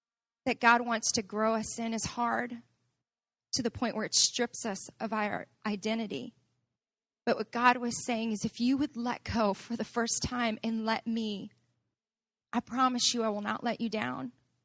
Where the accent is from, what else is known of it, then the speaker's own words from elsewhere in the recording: Chicago, Illinois, United States; This is where I'm growing up on Southside Chicago kind of came up